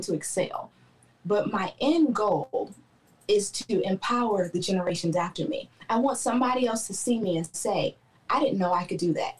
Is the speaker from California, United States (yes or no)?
no; Clarksville, Tennessee, United States; also born or lived in Baltimore, Maryland; Okay, well, I'm originally from Baltimore, Maryland. That's where I was born. I got to Clarksville, Tennessee in about 1995. I am the child of soldiers, so we stayed here for my stepdad's duty station. I grew up here, and then I joined the Army from here.